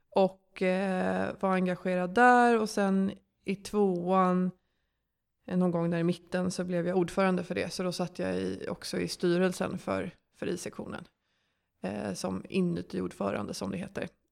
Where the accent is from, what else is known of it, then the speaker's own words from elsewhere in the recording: Stockholm, Stockholm County, Sweden; also born or lived in Lund; jag kommer från Stockholm och eh, gick i skolan här och växte upp här